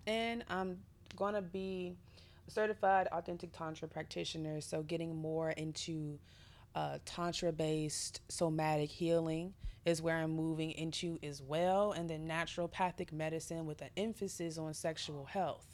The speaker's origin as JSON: {"language": "English", "country": "United States", "said": "as an American woman"}